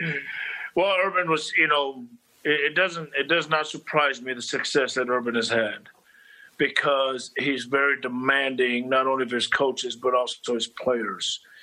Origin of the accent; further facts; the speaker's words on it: Los Angeles, California, United States; moved away as an adult; also born or lived in Minnesota; now in Manhattan, Kansas, United States; growing up in Los Angeles.